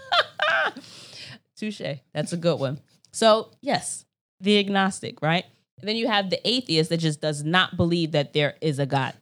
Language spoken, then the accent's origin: English; United States; I'm American